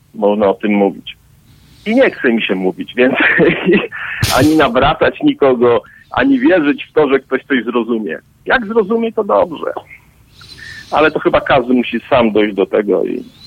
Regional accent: Poland; ja oczywiście wychowałem się w Polsce

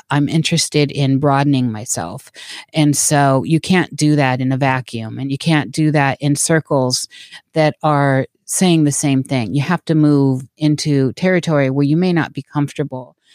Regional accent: Des Moines, Iowa, United States; born there; I was born in Des Moines, Iowa, and lived there for a while and I've been a gypsy ever since.

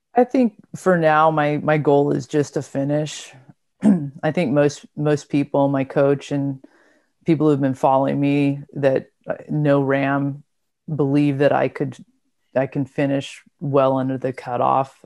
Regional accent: Southern California, United States; I'm from Southern California

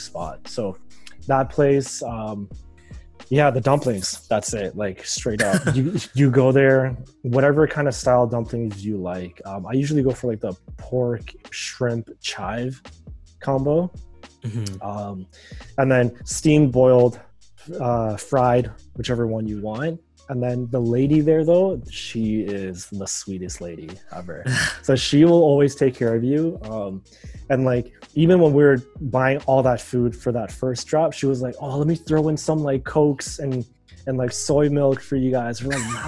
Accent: Markham, Ontario, Canada; I grew up in Markham, so Markham is like one of the you know, pinnacles for Asian cuisine

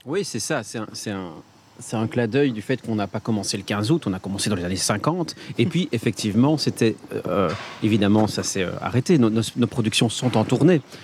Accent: Liège, Wallonia, Belgium; je suis liégeois

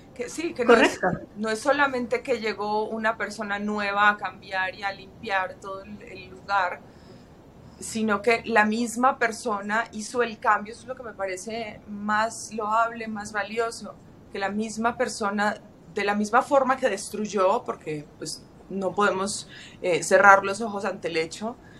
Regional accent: Medellín, Antioquia, Colombia; moved away; paisa de mi ciudad natal, de mi país natal

